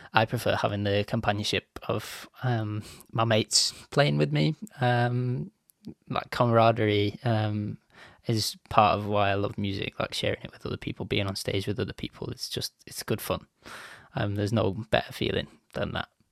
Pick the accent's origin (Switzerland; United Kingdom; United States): United Kingdom; Bolton, North West England; my little mug has made its way from, like, Bolton, which is just outside of Manchester in the U K